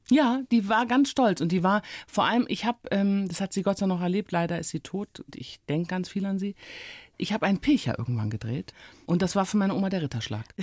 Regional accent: Rhineland, Germany; now in Berlin, Germany; Also ich war ja sozusagen als Rheinländerin erstmal entwurzelt in Berlin.

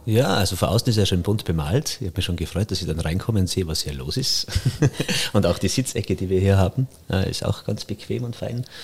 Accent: Reith bei Kitzbühel, Tyrol, Austria; moved away; In Kitzbühel, da wo ich herkomme, Reit bei Kitzbühel, ist ja Tourismus ganz groß

